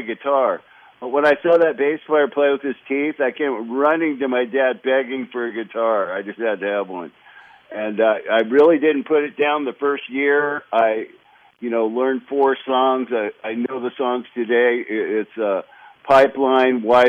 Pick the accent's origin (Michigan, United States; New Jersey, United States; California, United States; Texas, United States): California, United States; Los Angeles; also born or lived in Loma Linda, California; I just kind of grew up in California